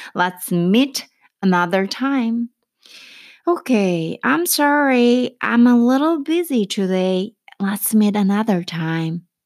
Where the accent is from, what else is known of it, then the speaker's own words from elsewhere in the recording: South Korea; 제가 한국 사람으로서